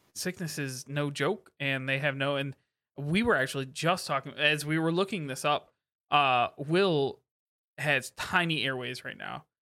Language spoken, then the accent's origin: English; Midwest, United States; we grew up in the Midwest